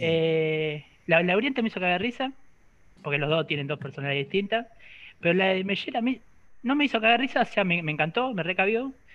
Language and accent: Spanish; near Bahía Blanca, Buenos Aires, Argentina; now in Rosario, Argentina; yo soy de punta de Bahía